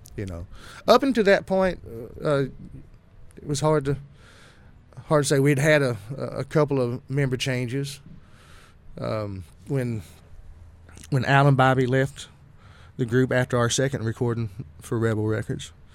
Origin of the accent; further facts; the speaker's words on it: Texas, United States; growing up in Texas, I was exposed to a lot of swing